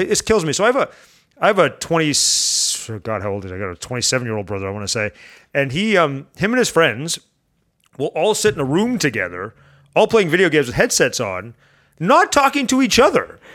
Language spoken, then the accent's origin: English; Canada; I'm Canadian.